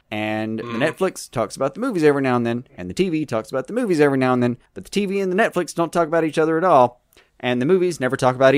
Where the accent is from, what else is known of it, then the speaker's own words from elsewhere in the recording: the South, United States; I'm from the South